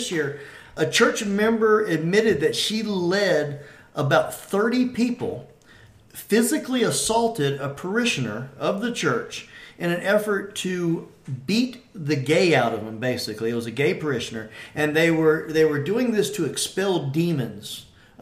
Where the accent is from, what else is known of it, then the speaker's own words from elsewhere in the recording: Atlanta, Georgia, United States; Growing up in Atlanta and going to the Atlanta Braves games